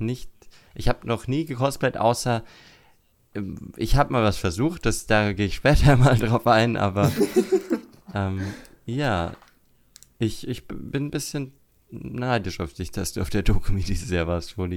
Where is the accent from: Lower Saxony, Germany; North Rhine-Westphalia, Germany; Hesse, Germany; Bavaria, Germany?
Bavaria, Germany; Würzburg; von Würzburg, wo ich herkomme